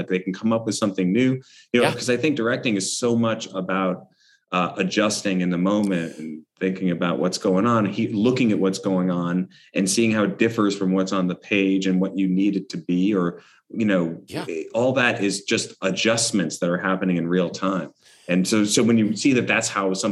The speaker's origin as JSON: {"language": "English", "town": "New York City", "region": "New York", "country": "United States", "tie": "born or raised there", "said": "I was growing up on the Upper West Side"}